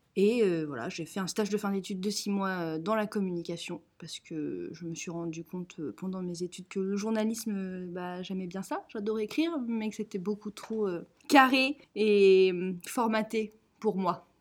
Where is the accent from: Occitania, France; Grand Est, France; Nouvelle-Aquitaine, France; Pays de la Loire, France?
Pays de la Loire, France; Nantes; je suis nantaise, fière de l'être, j'ai toujours vécu à Nantes.